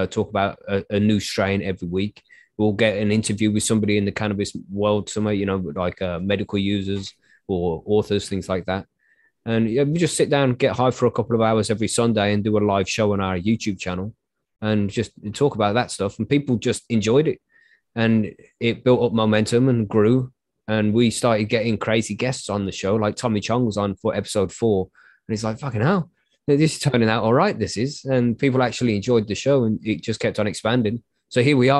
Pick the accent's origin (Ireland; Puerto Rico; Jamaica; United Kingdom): United Kingdom; I'm from the UK